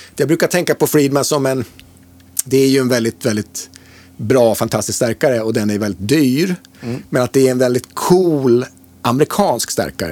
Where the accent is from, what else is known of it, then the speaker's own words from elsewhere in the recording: Mora, Dalarna County, Sweden; also born or lived in Stockholm; jag kommer ju från, från Mora. Jag var ju född i Stockholm men flyttade ja. till Mora 71 när jag var fem år